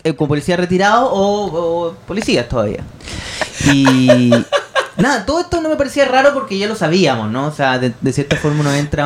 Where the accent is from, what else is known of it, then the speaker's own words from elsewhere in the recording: Chile; no soy tampoco de Bangladesh, soy de Chile